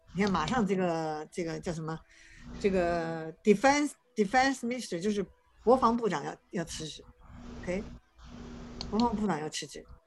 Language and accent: Chinese; China; 我们中国人那样，呃，很勤奋